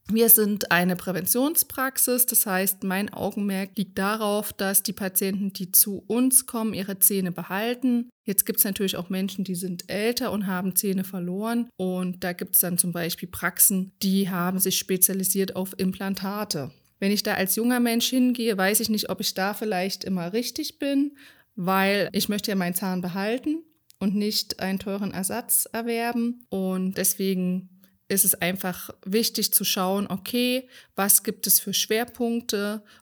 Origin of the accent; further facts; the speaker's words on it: Rhön, Germany; Schwarze Schafe ist natürlich ein harter Begriff, weil wir kommen ja aus der Rhön und das Rhönschaf hat einen schwarzen Kopf